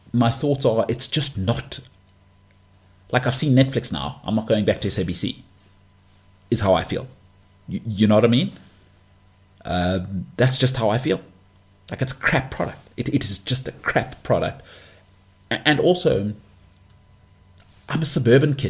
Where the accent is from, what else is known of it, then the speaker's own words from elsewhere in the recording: Johannesburg, Gauteng, South Africa; English is a second language; also born or lived in Europe; I'm a northern suburbs guy who was raised middle class